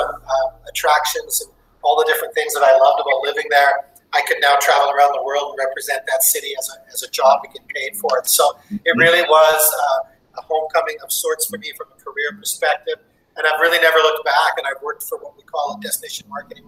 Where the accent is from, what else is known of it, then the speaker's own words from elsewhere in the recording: Edmonton, Alberta, Canada; moved away as an adult; now in Ottawa, Canada; hometown, Edmonton, Alberta, Canada. Was born and raised there many years ago